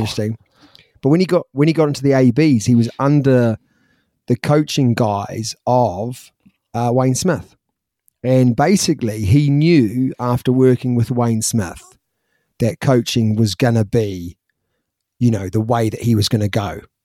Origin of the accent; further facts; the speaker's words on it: Christchurch, Canterbury, New Zealand; when we were growing up in New Zealand